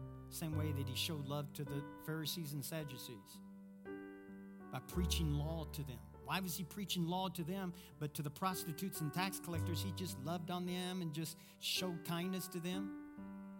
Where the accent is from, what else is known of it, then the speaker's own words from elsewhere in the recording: Kentucky, United States; I'm from Kentucky. We know how to communicate, though. We just don't know grammar.